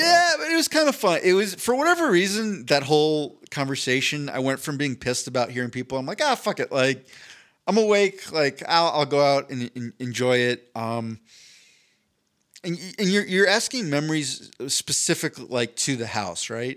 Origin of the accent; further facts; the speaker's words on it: East Coast, United States; moved away; I grew up on the East Coast